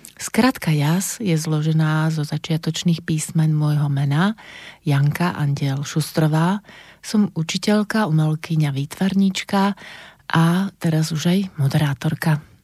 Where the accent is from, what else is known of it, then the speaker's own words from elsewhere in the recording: Banská Bystrica, Banská Bystrica Region, Slovakia; Narodila som sa v roku 1963 v Banskej Bystrici a to bolo Československo